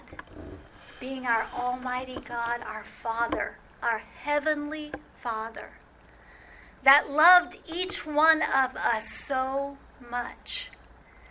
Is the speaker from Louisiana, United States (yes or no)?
yes; New Orleans, Louisiana, United States; I grew up in New Orleans